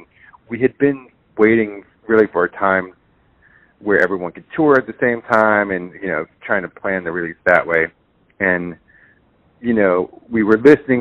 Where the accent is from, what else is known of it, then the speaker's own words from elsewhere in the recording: San Diego, California, United States; I grew up in San Diego, California